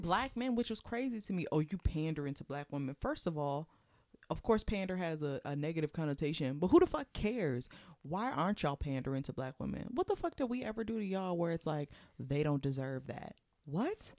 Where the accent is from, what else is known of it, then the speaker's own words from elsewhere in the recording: Prince George's County, Maryland, United States; moved away; I haven't been back in years to my hometown.